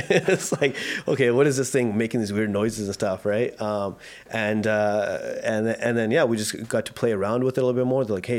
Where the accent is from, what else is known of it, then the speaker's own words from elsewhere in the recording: Vancouver, British Columbia, Canada; I grew up in born and raised in South Vancouver. Yeah, I have two younger sisters. They're 7 and 8 years apart from me. I've been having a great life in South Van.